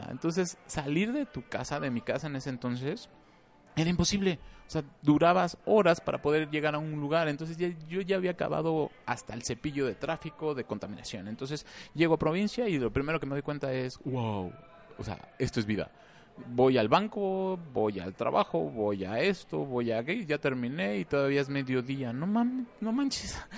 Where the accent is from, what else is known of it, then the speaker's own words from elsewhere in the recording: Mexico City, Mexico; moved away as an adult; Nací en la Ciudad de, México.